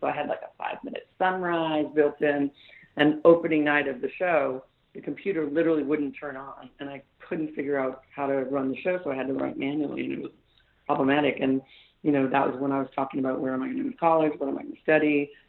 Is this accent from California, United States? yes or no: yes; Antioch, California, United States; I grew up in Northern California, Antioch, California, little tiny blue-collar factory town.